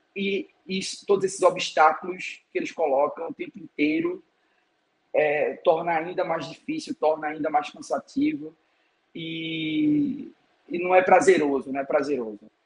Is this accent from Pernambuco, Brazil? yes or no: yes; Pernambuco, Brazil; moved away as an adult; now in Lisbon, Portugal; eu sou pernambucano